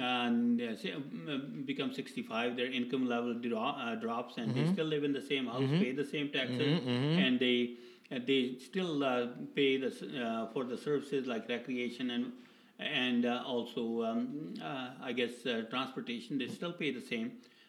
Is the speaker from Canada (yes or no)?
yes; Edmonton, Alberta, Canada; I'm from Edmonton.